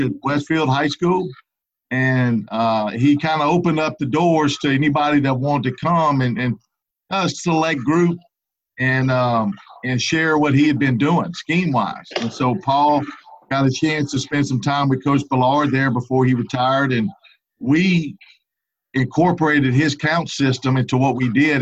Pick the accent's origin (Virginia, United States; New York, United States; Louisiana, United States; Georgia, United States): Louisiana, United States; Baton Rouge; also born or lived in Lake Charles, Louisiana; I grew up in the Baton Rouge area.